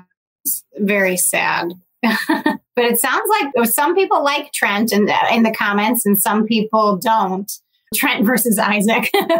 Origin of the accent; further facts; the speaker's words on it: Midwest, United States; I'm from the Midwest and we're all really nice.